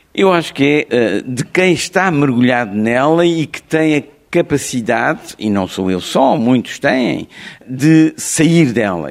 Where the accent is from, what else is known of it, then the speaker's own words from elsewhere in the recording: Mozambique; first language Portuguese; moved away; also born or lived in France; Climane, que era a, a cidade onde eu, de Moçambique, onde eu eh, fiz a escola primária